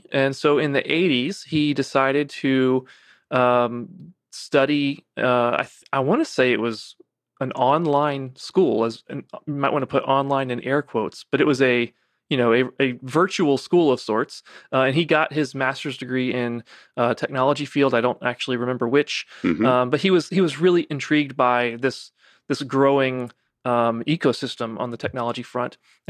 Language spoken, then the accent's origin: English; Savannah, Georgia, United States; Yeah, I grew up in Savannah, actually.